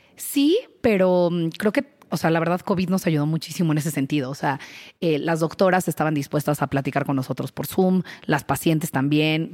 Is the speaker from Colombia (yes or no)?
no; Querétaro, Mexico; moved away as an adult; now in Mexico City, Mexico; yo soy queretana, eh, me vine al DF a estudiar administración, me quedé aquí